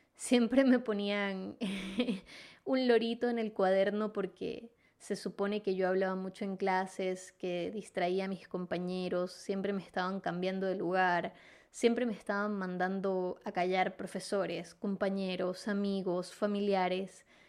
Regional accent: Venezuela; moved away as an adult; now in Chile; soy venezolana, resido en Chile desde hace 5 años y medio

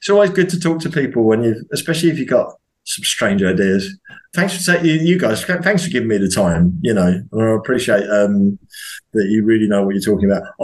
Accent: England, United Kingdom; I'm an Englishman. I'm a truck driver.

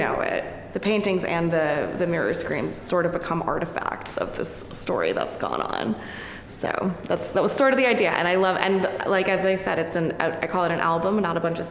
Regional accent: New Jersey, United States; also born or lived in Manhattan, New York; I was born in Manhattan, but I was raised in New Jersey

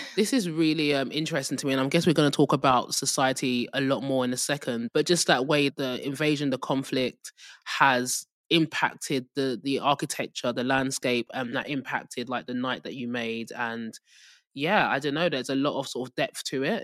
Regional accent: England, United Kingdom; accent: English; with my English accent

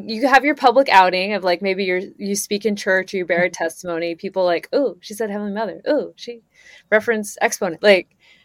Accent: Idaho, United States; moved away; also born or lived in Boston, Massachusetts; I grew up in Idaho where we like would pray

